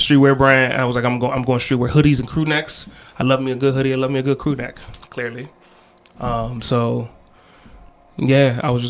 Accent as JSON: {"language": "English", "country": "Ghana", "said": "I'm trying doing my best as a Ghanaian DJ to push Ghanaian music out there."}